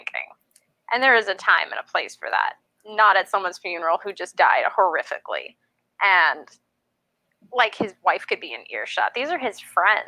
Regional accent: New Hampshire, United States; I'm from New Hampshire

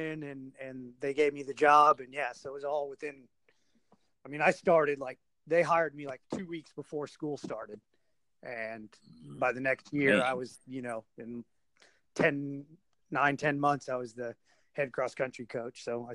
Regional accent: Nebraska, United States; moved away as an adult; also born or lived in Louisville, Kentucky; now in Oklahoma, United States; after high school, I went to work for company my dad had worked for. I moved from Nebraska to Louisville, Kentucky

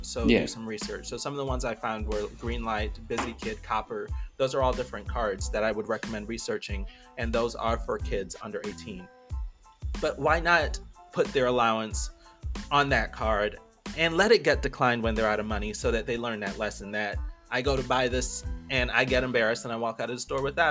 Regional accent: Belize; now in United States; I didn't grow up in America. I grew up in Belize in a very different time.

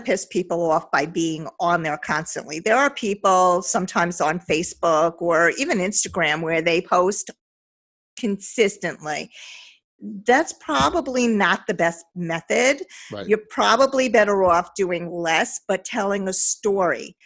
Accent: Long Beach, United States; I grew up in Long Beach

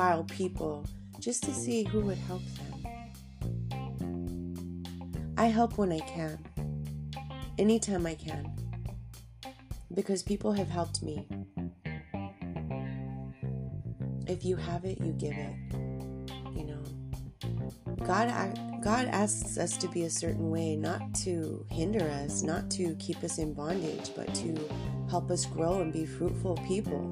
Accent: Southern California, United States; I grew up down in Southern California

